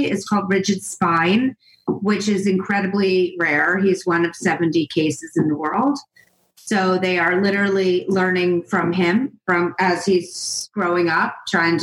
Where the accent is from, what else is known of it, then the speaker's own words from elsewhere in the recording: outside of Philadelphia, Pennsylvania, United States; moved away as an adult; also born or lived in Vermont; now in outside Manhattan, United States; I grew up outside of Philadelphia.